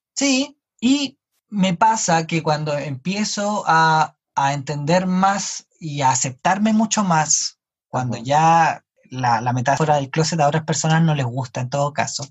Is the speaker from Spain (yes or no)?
no; Chile; yo no soy chileno, yo no me considero chileno y nunca viví en otro país